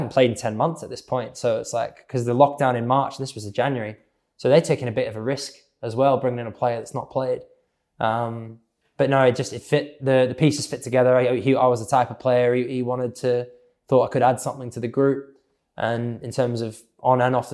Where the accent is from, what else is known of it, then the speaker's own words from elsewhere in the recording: Australia; I'm Australian